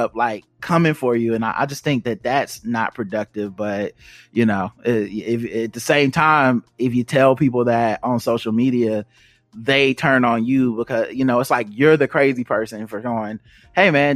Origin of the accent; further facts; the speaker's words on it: the South, United States; growing up in the South